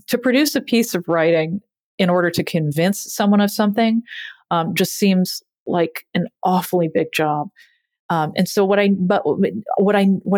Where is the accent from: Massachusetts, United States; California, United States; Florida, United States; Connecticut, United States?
Massachusetts, United States; growing up in Massachusetts